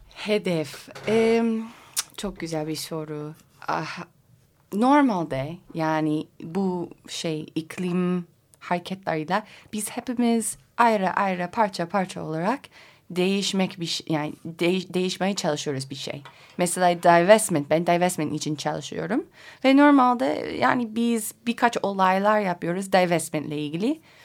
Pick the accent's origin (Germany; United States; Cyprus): United States; Colorado; Turkish is a second language; moved away as an adult; also born or lived in Kars, Turkey; Amerika'da özellikle Colorado benim memleketimde